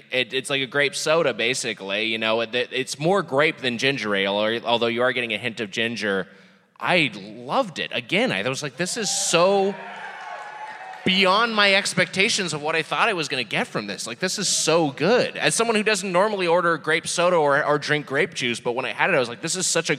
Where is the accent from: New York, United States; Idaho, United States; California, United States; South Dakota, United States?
California, United States; one that was local to my home state. We got an Ohio, which is cherry, and a California, which is grape.